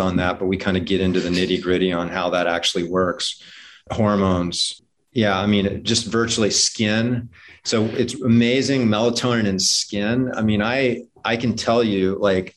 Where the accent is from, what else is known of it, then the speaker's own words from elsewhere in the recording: Hawaii, United States; I grew up in Hawaii